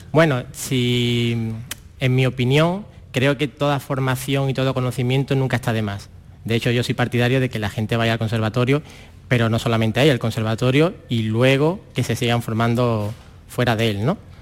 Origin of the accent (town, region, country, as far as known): La Rinconada, Andalusia, Spain; born or raised there; also born or lived in Valladolid